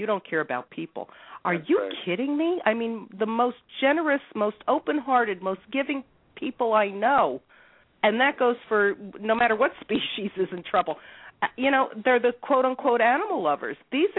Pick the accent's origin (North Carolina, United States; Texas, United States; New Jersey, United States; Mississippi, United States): New Jersey, United States; Newark; I'm a Jersey girl. Oh, yeah, born and raised, and I was born in Newark.